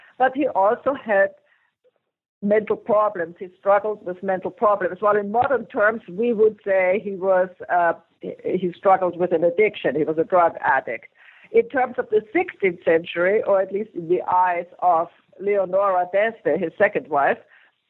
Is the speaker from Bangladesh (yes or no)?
no; Vienna, Austria; English is a second language; moved away; I'm an immigrant. I come from Vienna, Austria, and so I had to learn English first.